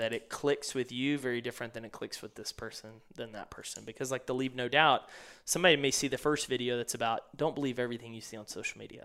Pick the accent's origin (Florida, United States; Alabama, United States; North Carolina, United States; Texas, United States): Texas, United States; East; growing up in East Texas